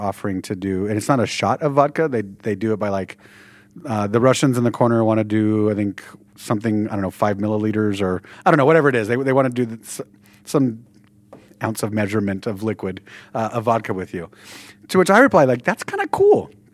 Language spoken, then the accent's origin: English; Southern California, United States; we're from Southern California